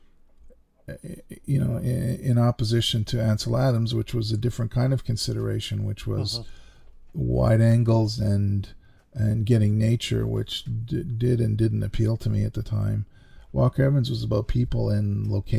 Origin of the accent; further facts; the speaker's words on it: Canada; I'm the Canadian